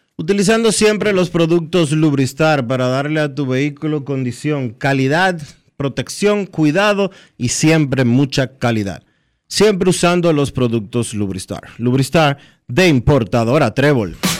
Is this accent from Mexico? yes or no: no; Dominican Republic; nosotros como República Dominicana